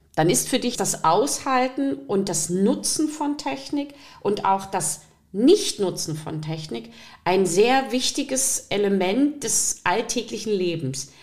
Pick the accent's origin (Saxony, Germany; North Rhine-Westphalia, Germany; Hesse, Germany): Saxony, Germany; Riesa; Ich komme aus Riesa